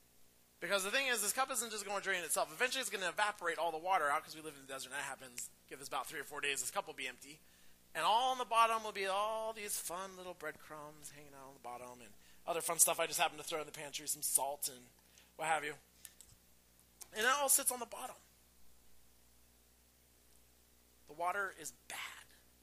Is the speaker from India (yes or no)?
no; Pacific Northwest, United States; Do not have a green thumb, even though I'm from the Northwest.